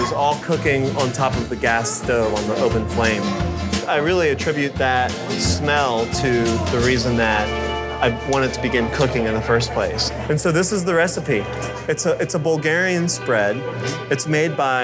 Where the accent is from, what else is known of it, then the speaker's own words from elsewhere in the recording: Philadelphia, Pennsylvania, United States; also born or lived in Israel; I was born in Israel, and when I was 4, my family immigrated to Philadelphia